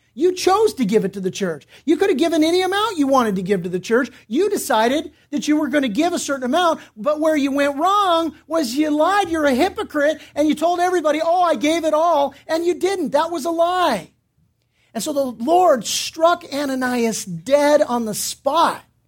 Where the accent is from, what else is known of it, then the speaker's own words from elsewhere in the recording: Torrance, California, United States; I grew up in Torrance